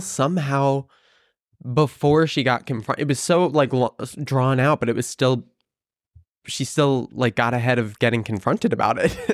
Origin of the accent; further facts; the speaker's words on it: Hudson Valley, upstate New York, United States; now in New York City, United States; it's about an hour and a half north, uh, in the Hudson Valley